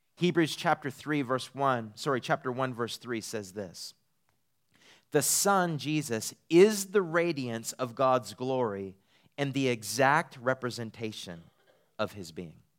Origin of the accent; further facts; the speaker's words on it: Eastern Canada, Canada; moved away as an adult; also born or lived in Redding, California; now in Texas, United States; I'm from Eastern Canada